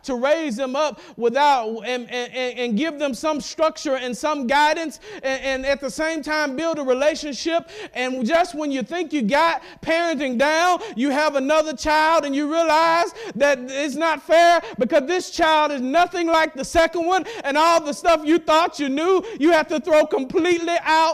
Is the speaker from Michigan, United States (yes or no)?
no; Madison County, Mississippi, United States; as a boy growing up in Madison County, Mississippi, which is part of central Mississippi